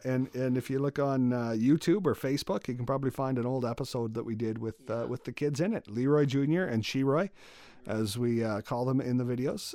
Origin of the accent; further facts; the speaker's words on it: Moose Jaw, Saskatchewan, Canada; I'm born and raised in Moose Jaw